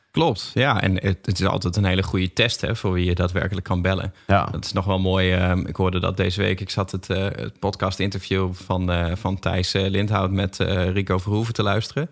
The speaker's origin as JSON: {"language": "Dutch", "region": "Groningen", "country": "Netherlands", "said": "Ik kom ook uit Groningen"}